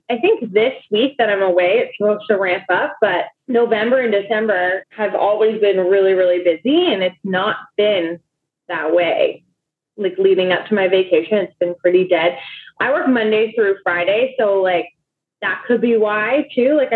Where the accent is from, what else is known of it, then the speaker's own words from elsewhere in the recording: Toronto, Ontario, Canada; like, because I'm from Toronto.